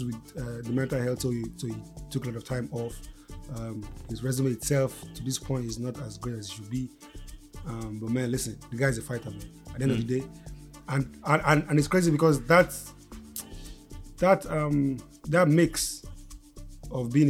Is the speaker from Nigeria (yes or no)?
yes; Nigeria; all we being Nigerian